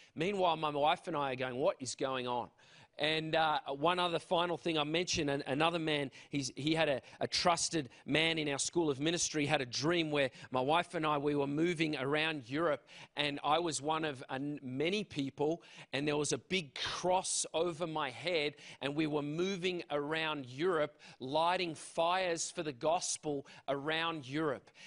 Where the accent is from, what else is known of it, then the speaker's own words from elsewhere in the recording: Canberra, Australian Capital Territory, Australia; moved away; I am from Australia.